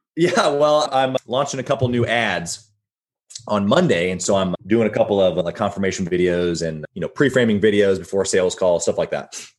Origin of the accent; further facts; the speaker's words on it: Midwest, United States; moved away as an adult; also born or lived in Sunny Isles, Florida; growing up in the Midwest, yeah, I like I loved it.